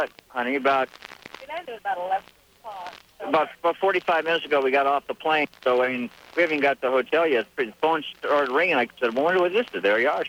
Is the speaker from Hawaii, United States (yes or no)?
yes; Honolulu, Hawaii, United States; moved away; This is where I'm from.